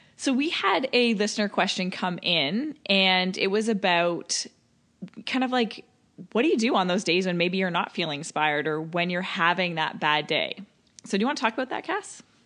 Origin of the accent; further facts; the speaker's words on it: Toronto, Ontario, Canada; showing you my hometown